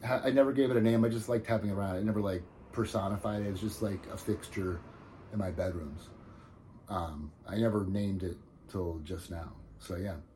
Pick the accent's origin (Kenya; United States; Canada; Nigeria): United States; New Jersey; I'm from New Jersey